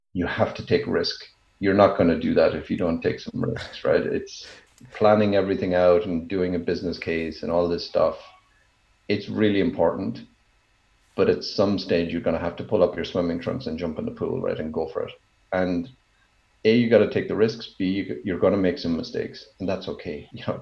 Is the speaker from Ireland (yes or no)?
yes; Ireland; moved away as an adult; also born or lived in Japan / China; now in Lausanne, Switzerland; I grew up as a farmer's son. I'm still a farmer's son. And as I tell people, I'm originally from Ireland and I'm still from Ireland.